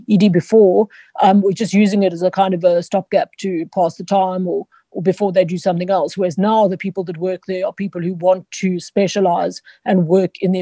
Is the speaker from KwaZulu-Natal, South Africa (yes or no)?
no; Johannesburg, Gauteng, South Africa; I was born in Joburg. Spent quite a lot of time in a farm, well, on a farm that we farmed avos. But essentially, I grew up in Joburg.